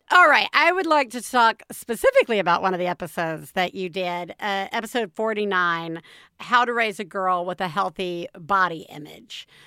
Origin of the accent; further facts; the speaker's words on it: the South, United States; I grew up in the South